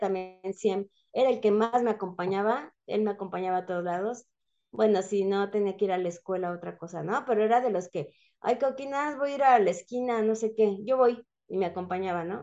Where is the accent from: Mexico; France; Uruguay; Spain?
Mexico; also born or lived in San Juan del Río, Querétaro